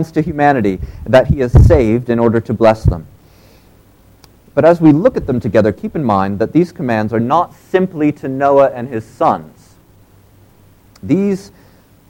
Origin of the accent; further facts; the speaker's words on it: United States; moved away; in the U.S., we still have them